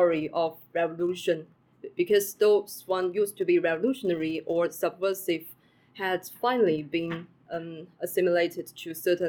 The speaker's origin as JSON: {"language": "English", "country": "China", "moved": "as an adult", "lives_now": "Cambridge, United Kingdom", "said": "I'm from China and now a visiting graduate student at University of Cambridge."}